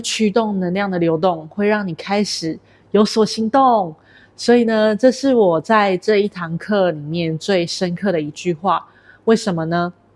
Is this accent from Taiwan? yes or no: yes; Taiwan; now in Kuala Lumpur, Malaysia; 我来自于台湾，目前居住在吉隆坡